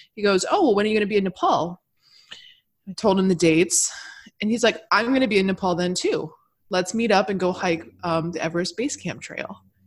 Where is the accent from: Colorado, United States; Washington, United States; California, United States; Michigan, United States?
Michigan, United States; I grew up in Michigan